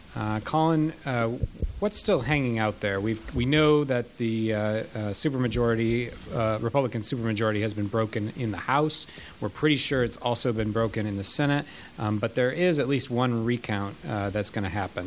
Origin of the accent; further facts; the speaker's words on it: Michigan, United States; moved away; I'm from Michigan